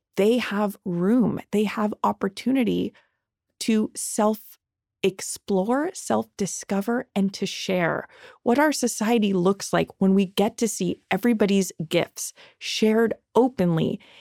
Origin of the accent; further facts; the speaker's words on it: Los Angeles, California, United States; I grew up here in Los Angeles